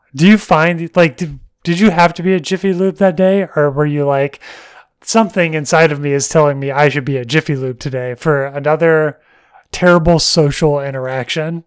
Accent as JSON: {"language": "English", "region": "Alabama", "country": "United States", "tie": "born or raised there", "said": "growing up in Alabama and hunting and bird watchers and all that woodland"}